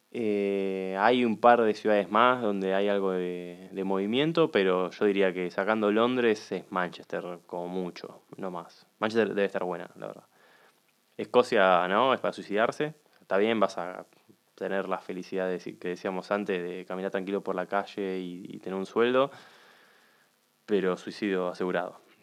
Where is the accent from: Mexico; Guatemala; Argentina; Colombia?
Argentina; como argentinos